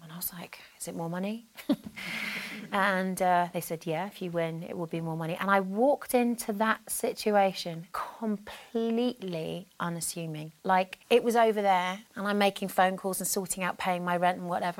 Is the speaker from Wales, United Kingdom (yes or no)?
no; Brighton, South East England, United Kingdom; I grew up in Brighton, I was born in Brighton in yeah. 1972